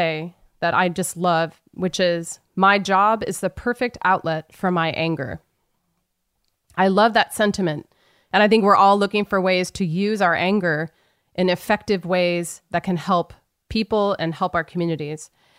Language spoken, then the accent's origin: English; United States; Growing up in America